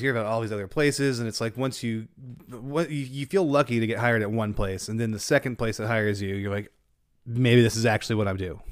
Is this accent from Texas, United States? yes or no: yes; Denton, Texas, United States; growing up in Denton